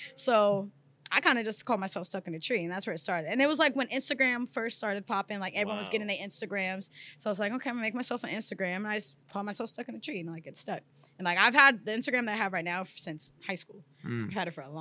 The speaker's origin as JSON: {"language": "English", "town": "Sacramento", "region": "California", "country": "United States", "said": "I'm from Sacramento, California. That's where I originate"}